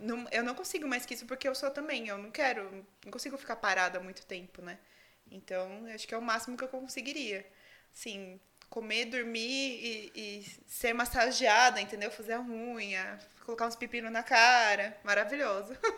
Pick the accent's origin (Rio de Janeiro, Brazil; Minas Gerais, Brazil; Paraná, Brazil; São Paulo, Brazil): São Paulo, Brazil; Itu; eu sempre morei em Itu. Eu nasci em Itu